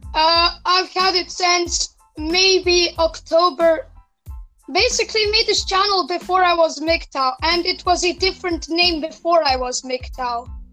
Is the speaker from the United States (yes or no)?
no; Serbia; English is a second language